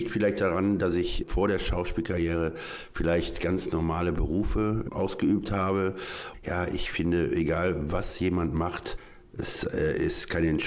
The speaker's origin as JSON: {"language": "German", "town": "Duisburg", "region": "North Rhine-Westphalia", "country": "Germany", "tie": "born or raised there", "said": "ich äh, bin ja aus Duisburg eigentlich geboren, aufgewachsen. Dann bin ich wegen dem Bergbau nochmal nach Neukirchen-Flühen gezogen"}